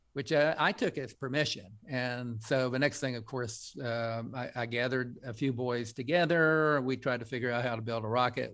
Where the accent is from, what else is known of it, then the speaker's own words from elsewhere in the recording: Coalwood, West Virginia, United States; a kid growing up in Colwood